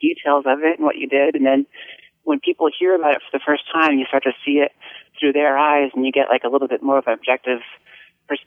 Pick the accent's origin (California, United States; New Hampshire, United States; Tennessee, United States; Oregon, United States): New Hampshire, United States; for me, growing up in New Hampshire